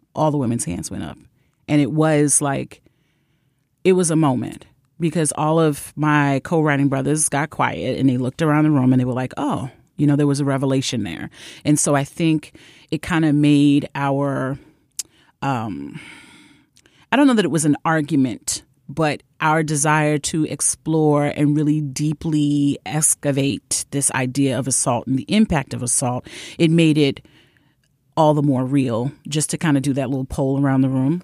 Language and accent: English; New York City, New York, United States; a person born and raised in Brooklyn